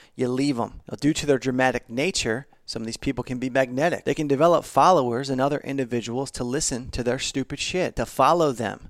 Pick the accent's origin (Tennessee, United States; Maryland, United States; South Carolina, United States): Maryland, United States; Baltimore; I'm from Baltimore